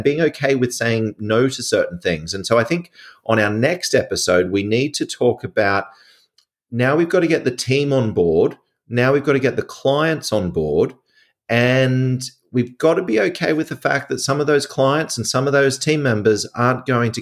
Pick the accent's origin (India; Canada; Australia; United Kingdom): Australia; I'm an Australian